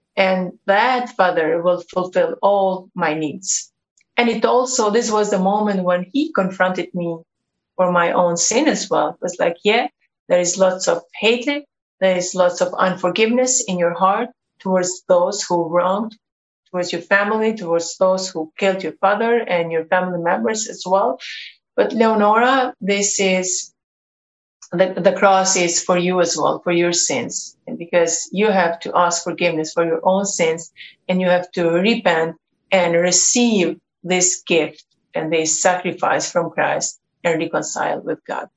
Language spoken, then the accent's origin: English; Kosovo; I come from Kosovo. I was born and raised in this country